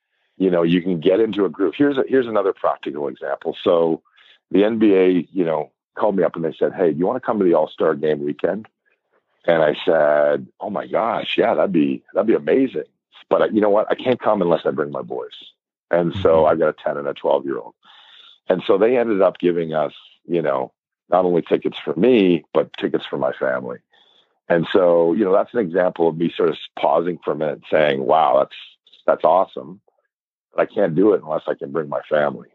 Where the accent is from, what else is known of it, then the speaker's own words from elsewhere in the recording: Toronto, Ontario, Canada; moved away as an adult; now in Vancouver, Canada; I'm born and bred in Toronto, Scarborough